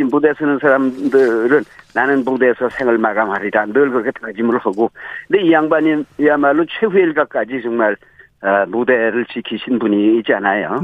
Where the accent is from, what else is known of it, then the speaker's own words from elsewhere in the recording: Hwanghae, North Korea; now in South Korea; 황해도에서 태어난 사람이니까